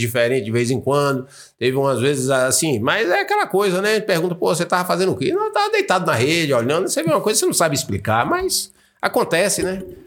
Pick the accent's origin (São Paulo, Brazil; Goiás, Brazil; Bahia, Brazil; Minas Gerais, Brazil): Bahia, Brazil; also born or lived in United States; eu sou baiano, tô na minha região